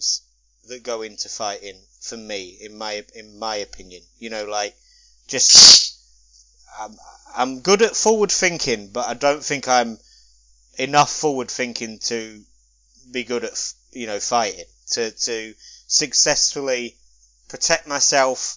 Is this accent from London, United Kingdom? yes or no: yes; London, United Kingdom; It was compulsory at school growing up, because I grew up in London